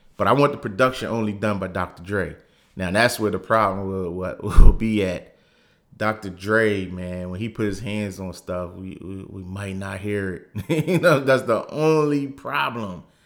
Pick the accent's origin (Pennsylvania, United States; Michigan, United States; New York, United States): Pennsylvania, United States; Philadelphia; I am from Philly, born and raised